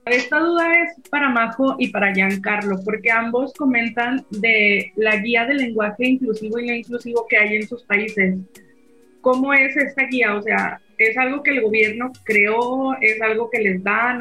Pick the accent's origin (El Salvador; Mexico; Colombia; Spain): Mexico; acá en México